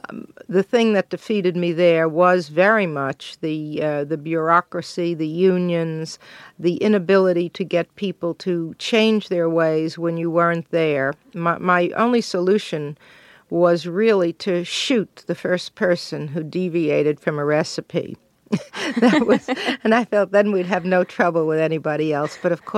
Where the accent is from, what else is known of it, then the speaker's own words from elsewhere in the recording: Brooklyn, New York, United States; Well, I was brought up in Brooklyn in a Jewish family that was not kosher.